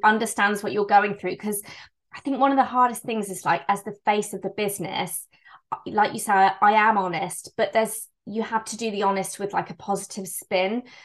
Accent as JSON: {"language": "English", "town": "Bristol", "region": "South West England", "country": "United Kingdom", "said": "I'm from Bristol in England"}